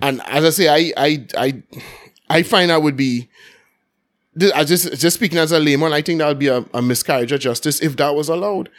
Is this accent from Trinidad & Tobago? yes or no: yes; Port of Spain, Trinidad & Tobago; growing up in Belmont, everything going on for Carnival